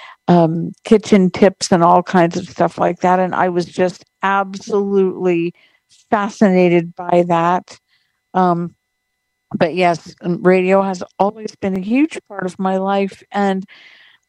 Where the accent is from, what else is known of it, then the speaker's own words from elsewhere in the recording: Ventura, California, United States; I grew up in Ventura, California.